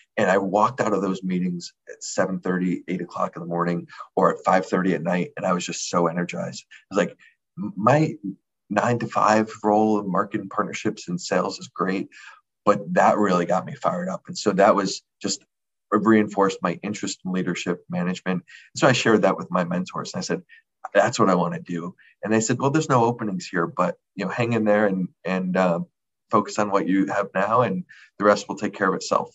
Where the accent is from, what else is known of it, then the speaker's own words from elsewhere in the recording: Connecticut, United States; moved away; I'm from Connecticut.